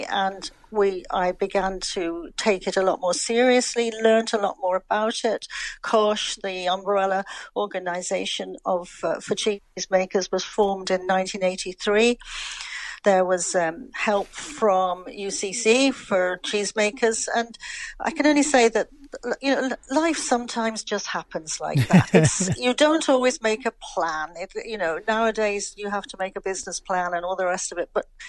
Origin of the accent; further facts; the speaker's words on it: London, United Kingdom; moved away as an adult; now in Ireland; I know my accent has never changed overall. I'm living in Ireland now for probably the best part of almost 50 years.